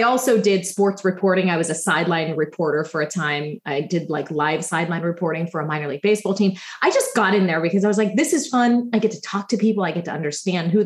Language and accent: English; Pittsburgh, Pennsylvania, United States; I grew up in Pittsburgh.